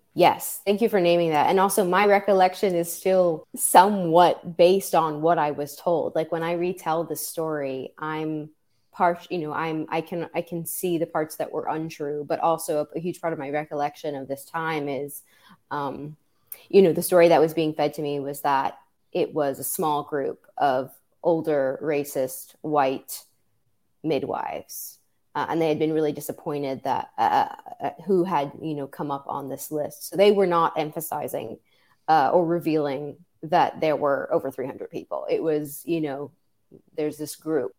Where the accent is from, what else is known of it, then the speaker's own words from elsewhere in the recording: New York City, New York, United States; I'm, I'm originally from New York City